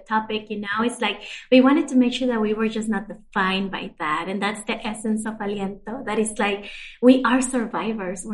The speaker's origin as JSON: {"language": "English", "region": "Arizona", "country": "United States", "tie": "born or raised there", "said": "I grew up undocumented, meaning that didn't have any papers growing up in Arizona"}